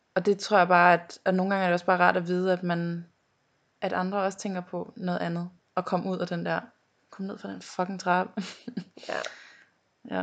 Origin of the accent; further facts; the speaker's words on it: North Zealand, Capital Region of Denmark, Denmark; jeg er fra Næum. Og hvor det, er det? Det ligger ved øh, Skodsborg, Holte, derhen af